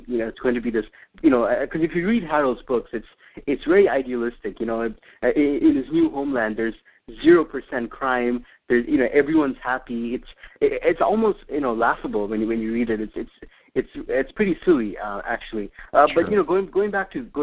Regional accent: Lusaka, Lusaka Province, Zambia; now in Missoula, United States; I actually grew up in Lusaka

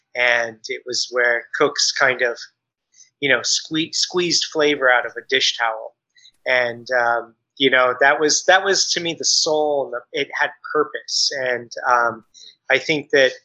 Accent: Bay Area, California, United States; also born or lived in New York / Chicago / Michigan; We're from the Bay Area, and we met, as uh, she said, in college.

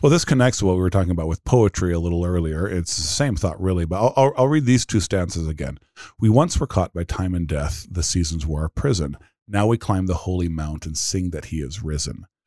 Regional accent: United States; We're American Christians

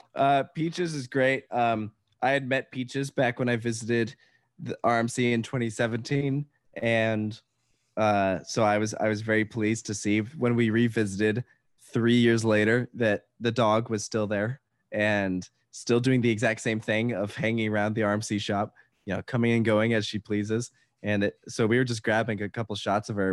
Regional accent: Virginia, United States; I'm from Virginia

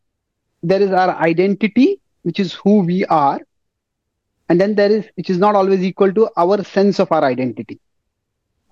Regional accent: India; I'm an Indian.

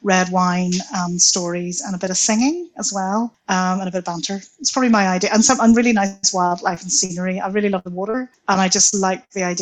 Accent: Belfast, Northern Ireland, United Kingdom; also born or lived in London; I was born in London, moved back here to Belfast when I was two

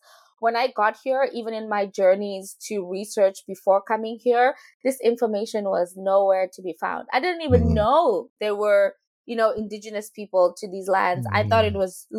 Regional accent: Rustenburg, North West, South Africa; moved away as an adult; now in Vancouver, Canada; I come from the land of Tlakung, which is inside Rustenburg, which is inside this province called the Northwest in South Africa

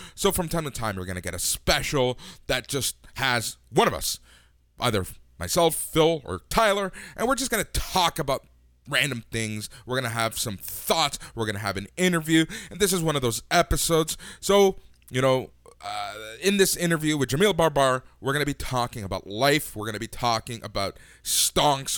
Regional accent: Toronto, Ontario, Canada; also born or lived in Los Angeles, United States; I moved here when I was super

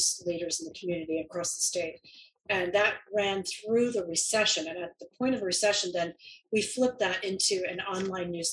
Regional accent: Williamsburg, Virginia, United States; now in Oregon, United States; I grew up in Williamsburg

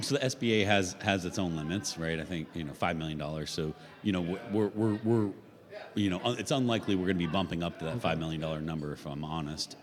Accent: Vero Beach, Florida, United States; I born and raised in Vero Beach.

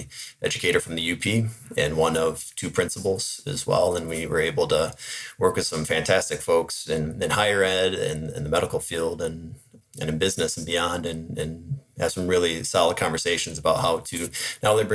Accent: Williamston, Michigan, United States; also born or lived in Latvia / Indonesia; now in Marquette, United States; I grew up in Williamston, Michigan, which is just east of Lansing

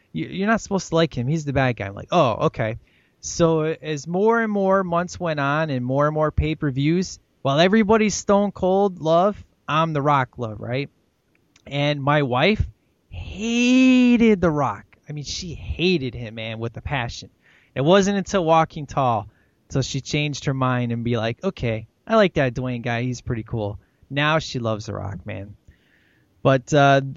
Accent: Chicago, Illinois, United States; moved away; growing up in Chicago

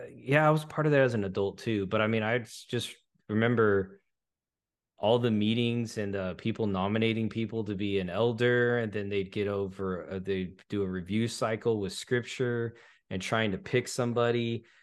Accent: California, United States; moved away as an adult; also born or lived in Dallas, Texas; now in Greenville, United States; I grew up in California

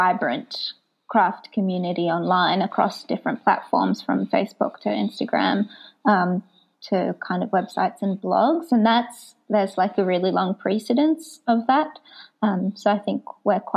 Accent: Gold Coast, Queensland, Australia; moved away as an adult; also born or lived in Israel; now in Melbourne, Australia; born in Israel and I moved with my family to Australia when I was 8 years old. And I grew up on the Gold Coast and then moved to Melbourne to do my PhD

